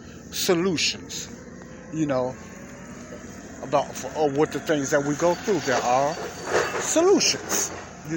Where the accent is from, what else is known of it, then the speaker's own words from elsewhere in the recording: Chicago, Illinois, United States; me and a lot of other youngsters growing up in Morgan Park and Chicago, Illinois